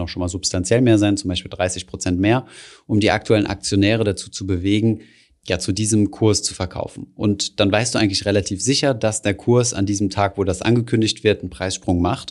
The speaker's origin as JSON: {"language": "German", "country": "Germany", "said": "bei uns in Deutschland"}